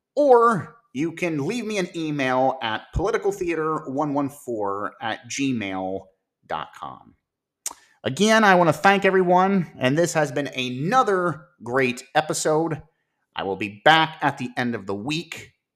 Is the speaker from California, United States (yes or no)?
no; Ohio, United States; my home state of Ohio